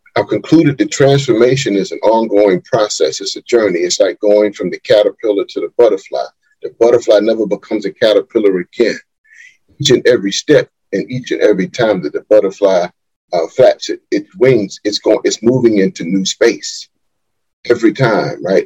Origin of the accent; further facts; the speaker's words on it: Wilmington, North Carolina, United States; I was born and raised right here in Wilmington, North Carolina